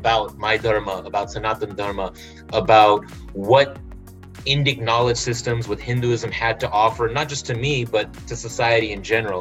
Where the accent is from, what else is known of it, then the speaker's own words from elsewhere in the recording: Los Angeles, California, United States; I was born and raised in Los Angeles